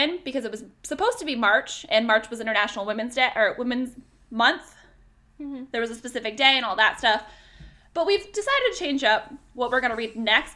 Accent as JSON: {"language": "English", "region": "upstate New York", "country": "United States", "also_born_or_lived": "Vermont", "moved": "as an adult", "said": "we are from upstate New York. It's about 40 minutes from the Canadian border"}